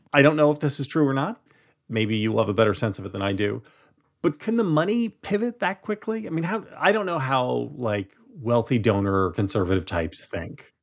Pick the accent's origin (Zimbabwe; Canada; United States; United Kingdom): United States; New Jersey; Growing up in Jersey